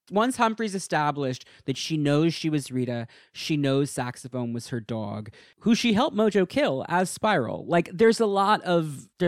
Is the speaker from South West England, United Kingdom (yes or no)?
no; East of England, United Kingdom; I'm from Essex in the UK, but no need for an accent because I don't have one